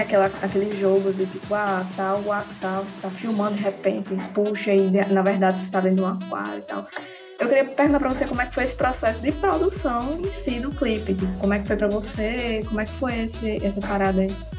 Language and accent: Portuguese; Mossoró, Rio Grande do Norte, Brazil; eu sou de Mossoró, Rio Grande do Norte